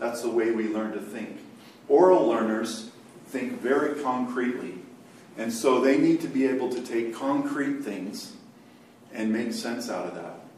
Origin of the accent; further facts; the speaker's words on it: Côte d’Ivoire; But I was born in Cote d'Ivoire and raised there.